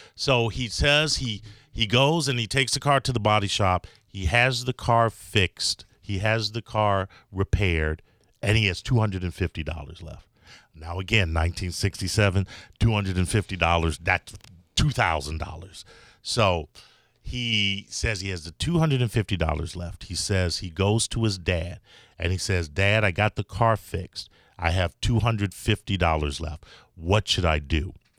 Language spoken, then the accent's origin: English; Chicago, Illinois, United States; now in Florida, United States; I'm from Chicago